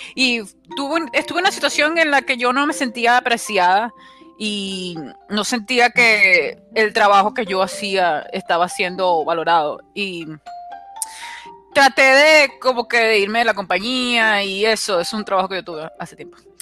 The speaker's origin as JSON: {"language": "Spanish", "region": "La Guaira", "country": "Venezuela", "also_born_or_lived": "Maracaibo, Venezuela", "moved": "as an adult", "lives_now": "United States", "said": "yo soy de La Guaira"}